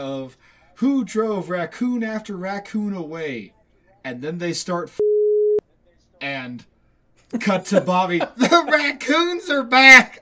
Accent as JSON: {"language": "English", "country": "United States", "said": "I'm an American"}